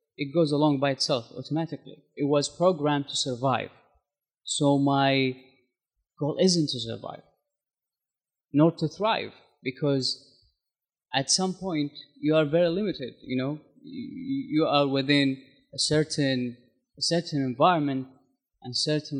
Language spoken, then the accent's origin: English; Saudi Arabia; moved away as an adult; also born or lived in United States; now in Christchurch, New Zealand; I'm from Saudi Arabia